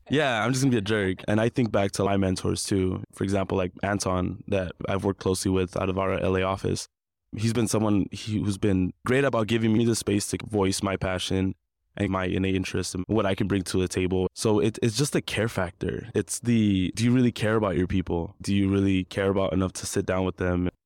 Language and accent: English; Compton, California, United States; now in Long Beach, United States; I grew up in Compton, California, and currently residing in Long Beach